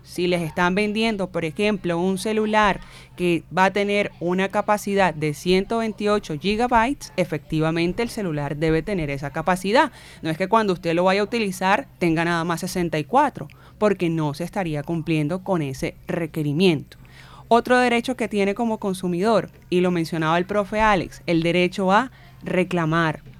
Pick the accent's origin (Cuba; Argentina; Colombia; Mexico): Colombia; Barranquilla, Atlántico; Carnavalera, barranquillera, crecida en criada en barrio acá del suroccidente